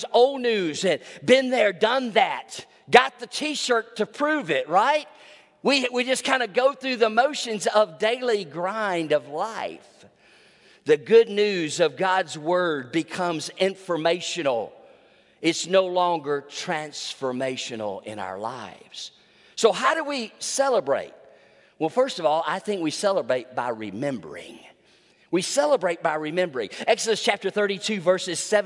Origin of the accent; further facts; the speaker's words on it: Trussville, Alabama, United States; I was 17 years old, Baptist kid growing up in Trustful, Alabama